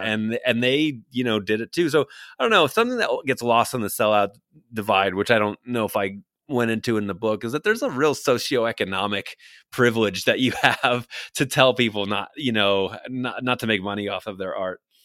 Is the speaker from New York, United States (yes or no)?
yes; New York City, New York, United States; I grew up on Staten Island in New York